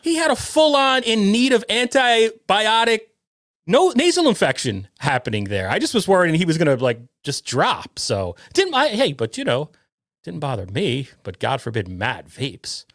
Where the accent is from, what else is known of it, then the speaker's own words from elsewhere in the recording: Connecticut, United States; I'm from Connecticut. I live in Connecticut